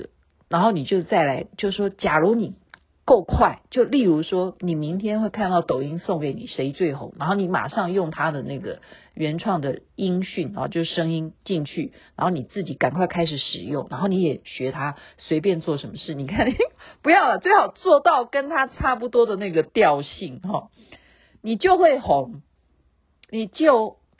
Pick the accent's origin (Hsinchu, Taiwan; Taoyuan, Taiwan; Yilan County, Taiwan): Taoyuan, Taiwan; 我是台湾的，台湾桃园的，台湾话要这样说，爸爸叫做爸爸